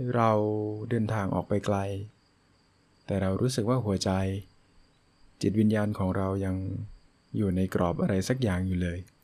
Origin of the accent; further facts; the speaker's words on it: Phang Nga, Thailand; จังหวัดพังงาซึ่งเป็นจังหวัดที่ผมเกิดแล้วก็อาศัยอยู่ปัจจุบัน